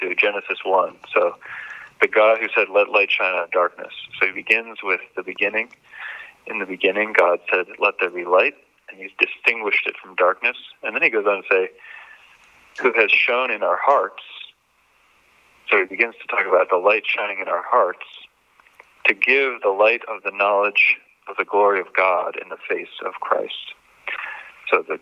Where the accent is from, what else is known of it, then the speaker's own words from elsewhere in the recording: Harrisburg, Pennsylvania, United States; now in Philadelphia, United States; I was born in Harrisburg, Pennsylvania in 1988